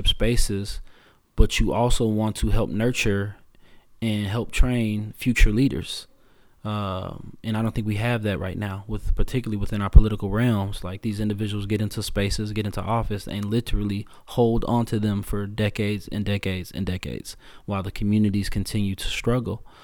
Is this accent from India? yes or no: no; Chicago, Illinois, United States; I was born in Morgan Park